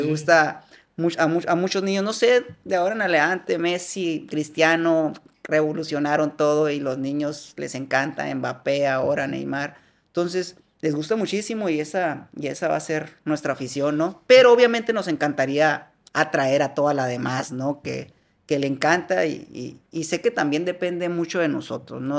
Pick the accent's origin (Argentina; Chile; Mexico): Mexico; Hermosillo, Sonora; Yo soy de Hermosillo y estoy ahí